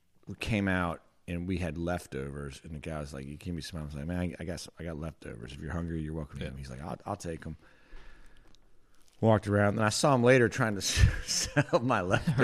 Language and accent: English; North Carolina, United States; I grew up in North Carolina.